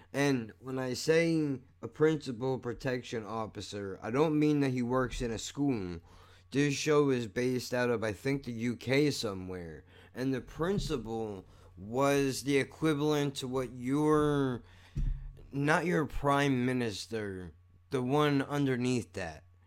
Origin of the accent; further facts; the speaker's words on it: United States; I'm an American